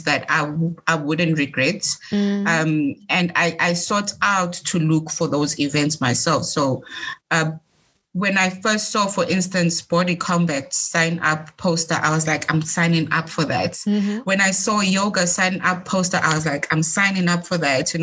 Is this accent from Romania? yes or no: no; Eswatini; moved away; I'm from Swaziland